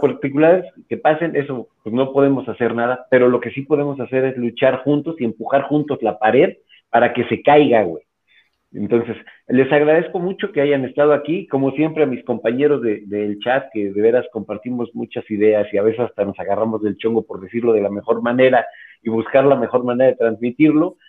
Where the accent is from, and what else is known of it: Mexico